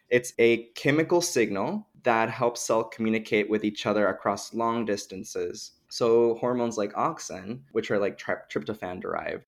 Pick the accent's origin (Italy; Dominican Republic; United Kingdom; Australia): Dominican Republic; moved away; I grew up in the Dominican Republic